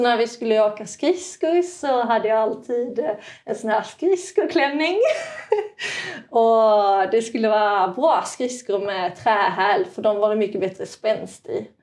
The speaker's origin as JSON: {"language": "Swedish", "country": "Sweden", "also_born_or_lived": "Norway", "moved": "yes", "said": "känd i Sverige som en tjej som kommer från Norge men jag är ju egentligen svensk"}